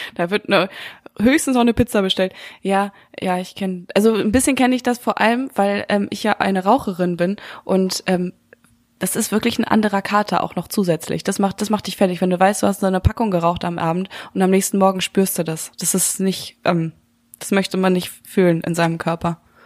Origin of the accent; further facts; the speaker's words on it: Münster, North Rhine-Westphalia, Germany; moved away; Ich bin ja so viel behüteter aufgewachsen im kleinen süßen Münster